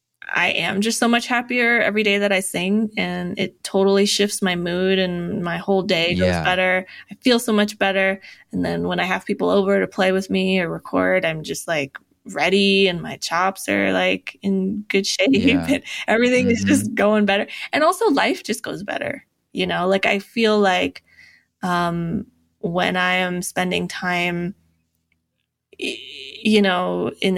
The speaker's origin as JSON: {"language": "English", "town": "Fort Collins", "region": "Colorado", "country": "United States", "tie": "born or raised there", "also_born_or_lived": "Bay Area, California / Los Angeles, California", "moved": "as an adult", "lives_now": "Boulder, United States", "said": "I grew up in Fort Collins, which is nearby"}